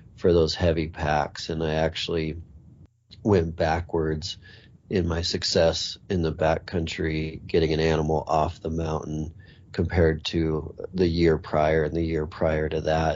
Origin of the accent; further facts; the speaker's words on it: Montana, United States; I grew up in Montana